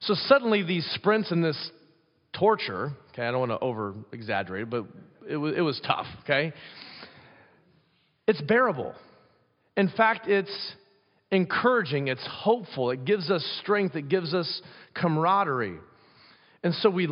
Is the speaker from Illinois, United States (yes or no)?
no; Pella, Iowa, United States; moved away; growing up in Pella, Iowa